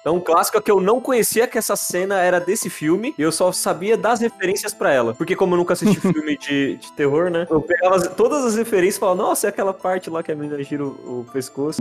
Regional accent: Brazil; a gente é brasileiro

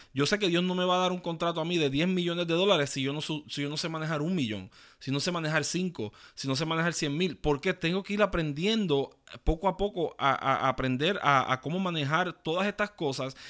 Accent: Puerto Rico; muchos que nacimos en Puerto Rico

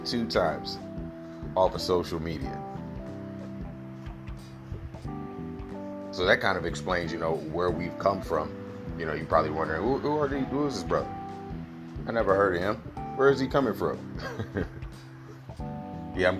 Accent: United States; I'm an American

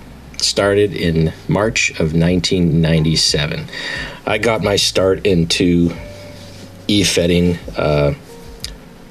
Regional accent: Manitoba, Canada; I'm a Canadian boy. I'm from Manitoba.

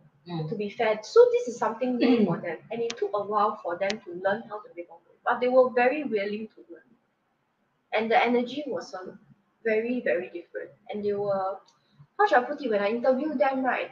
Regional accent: Singapore; I'm a Singaporean myself

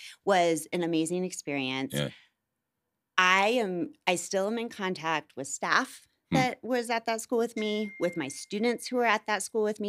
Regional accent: Midwest, United States; And so once again, I'm from the Midwest.

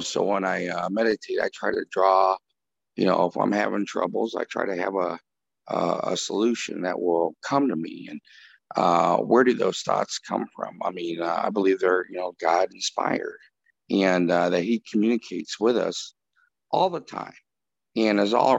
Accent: Chicago, Illinois, United States; we're all from Chicago on this podcast, or the state of Illinois.

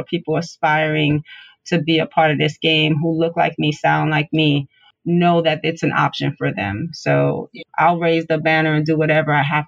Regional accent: New York City, New York, United States; I'm born and raised in Brooklyn.

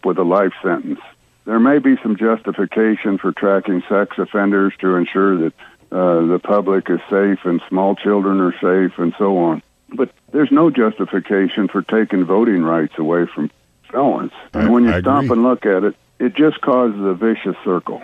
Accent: Iowa, United States; now in Florida, United States; I'm from Iowa

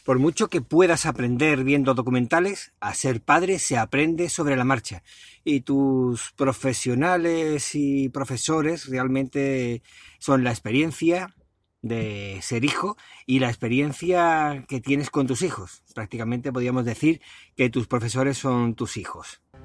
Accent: Spain; somos los españoles

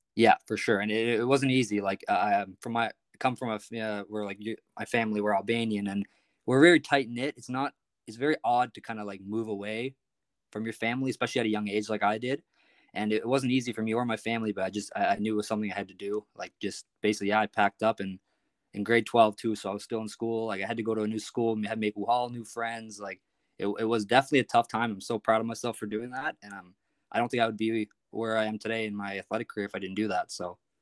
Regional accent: Prince Edward Island, Canada; I'm from Prince Edward Island, actually, so it's, it's a small place

